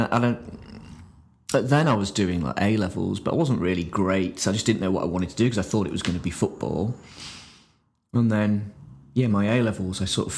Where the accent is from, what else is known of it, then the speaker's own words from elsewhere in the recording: Grimsby, Yorkshire and the Humber, United Kingdom; moved away; I'm from Grimsby originally